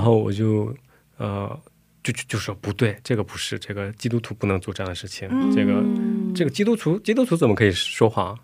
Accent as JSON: {"language": "Chinese", "country": "China", "moved": "as an adult", "lives_now": "South Korea", "said": "我说中国朝鲜族"}